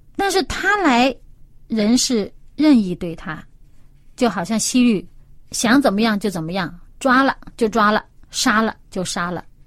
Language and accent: Chinese; China; 我们中国人